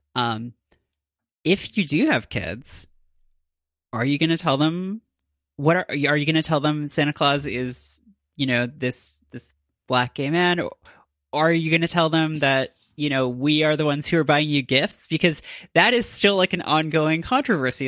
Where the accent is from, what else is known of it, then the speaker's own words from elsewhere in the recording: Canada; as a Canadian myself